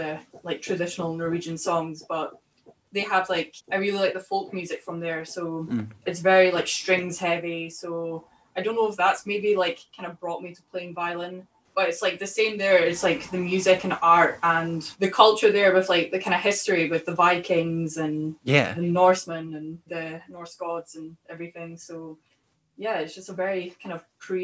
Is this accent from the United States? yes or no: no; Dumfries, Scotland, United Kingdom; So I'm from Dumfries. That's where my dad's from and all that side of the family.